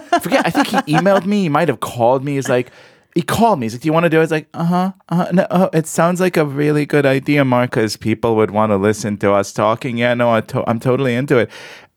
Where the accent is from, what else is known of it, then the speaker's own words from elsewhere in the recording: Israel; obviously, because I am from the Israel, I like the tribe metaphor very much with the desert and the knife and the camel.